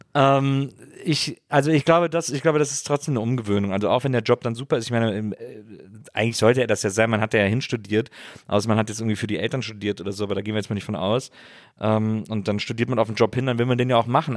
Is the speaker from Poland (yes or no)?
no; Rhineland, Germany; now in Berlin, Germany; ich komme aus dem Rheinland